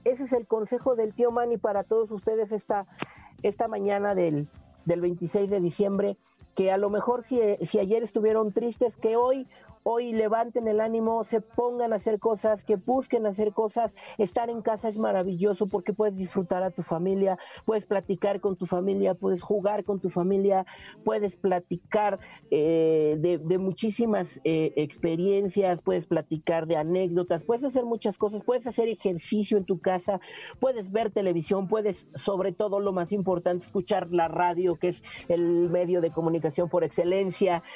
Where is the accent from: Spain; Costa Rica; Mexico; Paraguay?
Mexico; nosotros como mexicanos